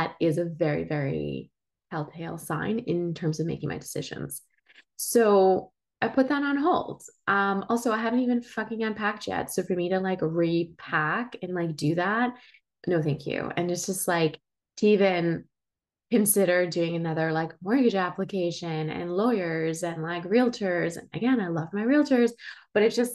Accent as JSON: {"language": "English", "country": "Switzerland", "tie": "born or raised there", "also_born_or_lived": "Spain / Toronto, Canada", "moved": "yes", "lives_now": "Prince Edward County, Canada", "said": "I was born and raised in Switzerland."}